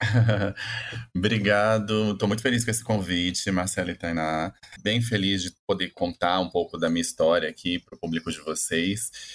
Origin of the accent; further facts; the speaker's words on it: Campo Grande, Mato Grosso do Sul, Brazil; moved away as an adult; now in São Paulo, Brazil; eu sou de Campo Grande, no Mato Grosso do Sul